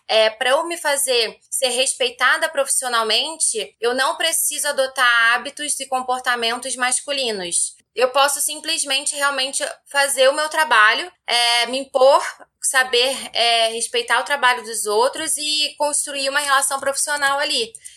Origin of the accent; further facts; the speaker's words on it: Rio de Janeiro, Brazil; moved away as an adult; now in São Paulo, Brazil; eu sou carioca e fui para São Paulo